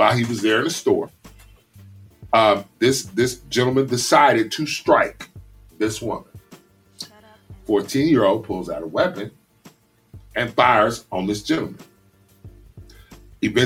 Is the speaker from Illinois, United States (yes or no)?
yes; Chicago, Illinois, United States; my hometown, out of Chicago